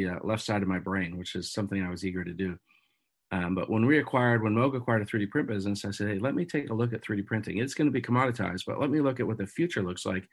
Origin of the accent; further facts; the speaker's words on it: Erie, Pennsylvania, United States; moved away as an adult; now in Buffalo, United States; I grew up in Erie, Pennsylvania.